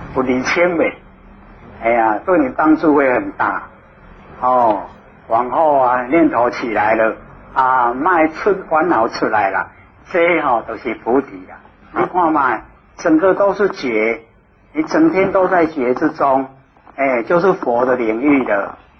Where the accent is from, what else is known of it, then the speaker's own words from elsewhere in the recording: Taiwan; 我们台湾人